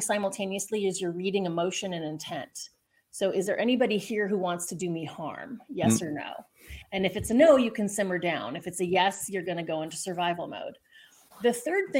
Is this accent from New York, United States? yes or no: no; Southern California, United States; I'm from Southern California